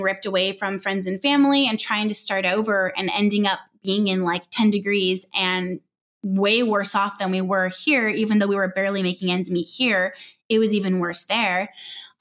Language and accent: English; Southern California, United States; moved away as an adult; also born or lived in Northwest Arkansas; we're from Southern California and we were moved to Northwest Arkansas